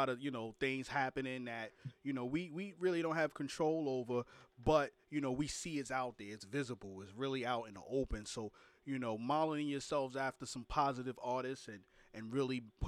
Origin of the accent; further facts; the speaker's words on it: New York City, New York, United States; now in Florida, United States; I'm from Brooklyn, New York, so I travel from Brooklyn all the way up, you know, and now I live in Florida